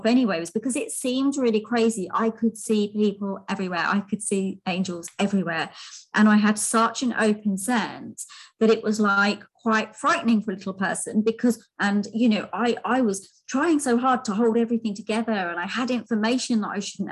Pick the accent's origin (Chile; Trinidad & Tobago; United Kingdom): United Kingdom; London; I was born in London, so I was born in London. I was born quite sickly, so there's quite a big hospital in London called Westminster, and I spent a lot of my early childhood there